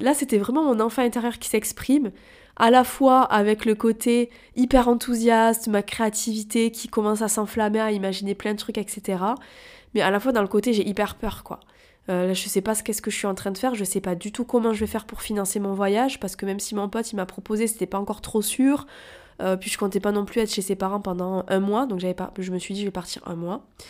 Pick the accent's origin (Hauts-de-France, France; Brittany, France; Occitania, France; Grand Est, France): Occitania, France; Toulouse; now in Paris, France; je suis originaire de Toulouse